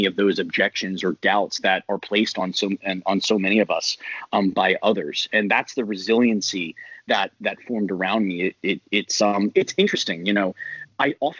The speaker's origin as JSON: {"language": "English", "region": "North Carolina", "country": "United States", "said": "I'm from North Carolina"}